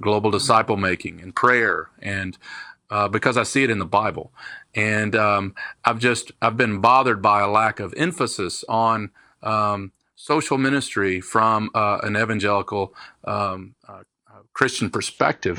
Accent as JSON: {"language": "English", "region": "Kentucky", "country": "United States", "tie": "born or raised there", "also_born_or_lived": "Detroit, Michigan", "moved": "yes", "lives_now": "Raleigh, United States", "said": "I was born in Detroit, Michigan, um, but moved to Kentucky when I was small"}